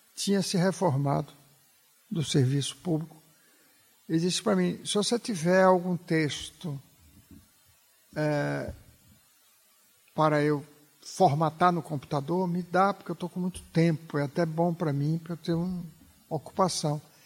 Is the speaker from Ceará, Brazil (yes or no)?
no; Bahia, Brazil; moved away as an adult; Quando eu mudei da Bahia para São Paulo, eu já era jornalista.